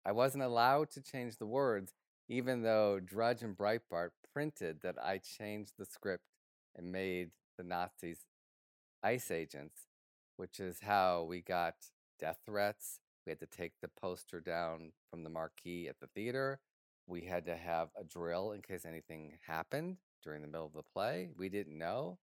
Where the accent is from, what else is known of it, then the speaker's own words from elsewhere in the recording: Detroit, Michigan, United States; moved away; my hometown of Detroit